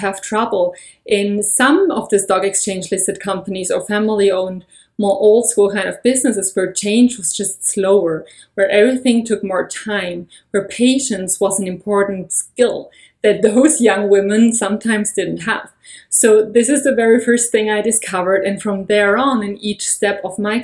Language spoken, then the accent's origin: English; Germany; moved away as an adult; now in United States; I have been born and raised in Germany, and I've been living in the US for over a year